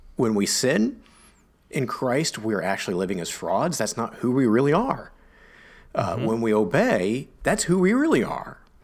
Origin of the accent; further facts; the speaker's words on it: United States; I'm an American